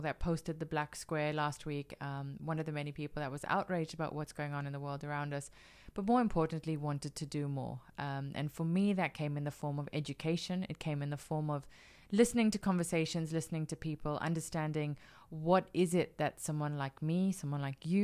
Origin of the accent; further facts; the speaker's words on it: South Africa; Being South African